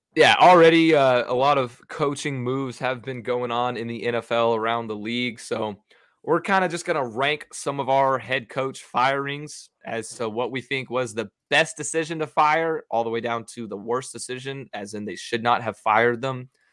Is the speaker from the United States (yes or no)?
yes; Texas, United States; as a Texan